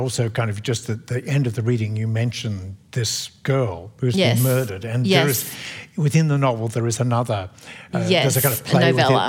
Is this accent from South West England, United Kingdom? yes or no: no; Scotland, United Kingdom; moved away; I mean, I grew up in Scotland in the 50s, and nuances of class were everywhere.